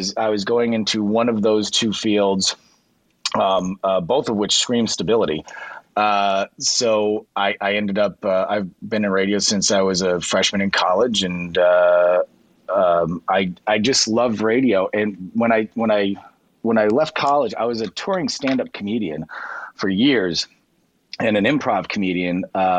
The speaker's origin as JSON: {"language": "English", "town": "Boston", "region": "Massachusetts", "country": "United States", "tie": "born or raised there", "said": "My hometown of Boston had been hit by a radioactive meteor. I was 6 years old."}